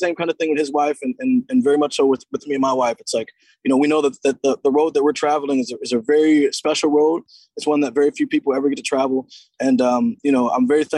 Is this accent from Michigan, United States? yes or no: no; Seattle, Washington, United States; to be from my hometown